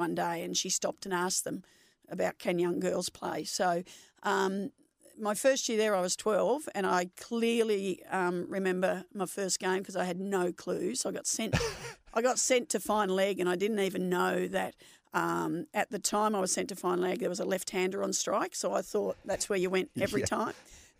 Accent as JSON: {"language": "English", "town": "Nunawading", "region": "Victoria", "country": "Australia", "tie": "born or raised there", "said": "As you said, I was born in Kew, but I grew up in Nunawading, which is an eastern suburb of Melbourne."}